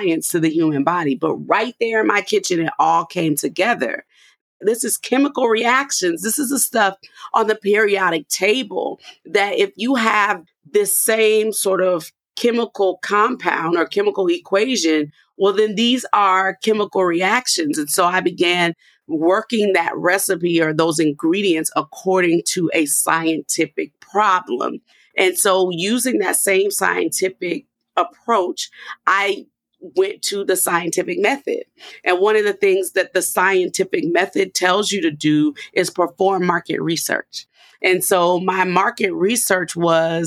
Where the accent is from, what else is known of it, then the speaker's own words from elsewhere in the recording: New Orleans, Louisiana, United States; moved away; I'm a girl from New Orleans